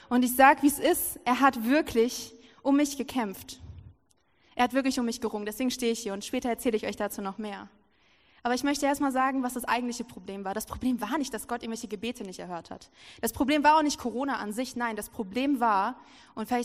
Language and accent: German; Lower Saxony, Germany; Und so saß ich da in meiner Heimat, in der Nähe von Hannover ist das, und ich saß da so, war so übelst verzweifelt.